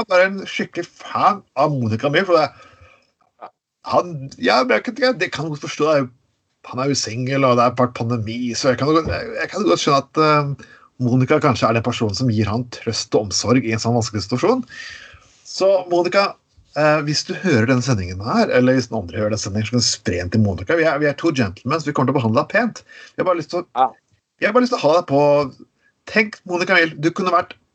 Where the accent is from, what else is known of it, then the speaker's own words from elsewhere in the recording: Skien, Telemark, Norway; Jeg vokste opp i Skien